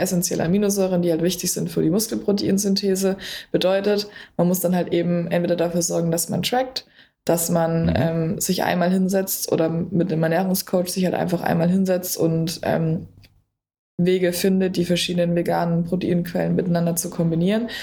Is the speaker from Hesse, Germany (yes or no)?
no; Berlin, Germany; ich komme aus Berlin